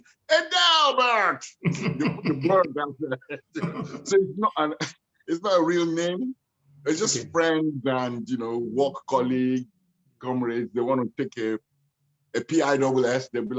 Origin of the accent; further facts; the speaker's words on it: Hackney, London, United Kingdom; born there; My parents made love in Nigeria. And then I was born in Hackney. My mom just arrived on the 10th of February.